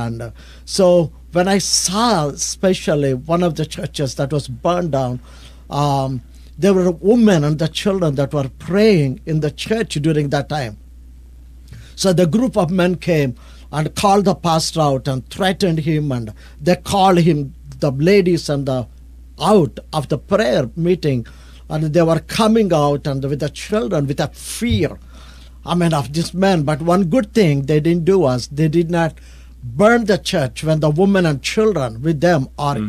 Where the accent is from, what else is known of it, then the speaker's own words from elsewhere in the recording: India; I'm from India, I'm a pastor from India